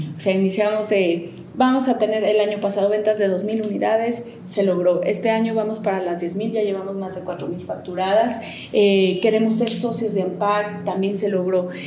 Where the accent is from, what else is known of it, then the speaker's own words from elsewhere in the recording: Aguascalientes, Mexico; moved away as an adult; now in Mexico City, Mexico; Yo soy originaria de Aguascalientes